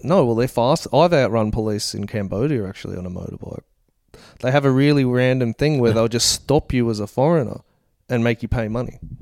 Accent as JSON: {"language": "English", "town": "Gold Coast", "region": "Queensland", "country": "Australia", "tie": "born or raised there"}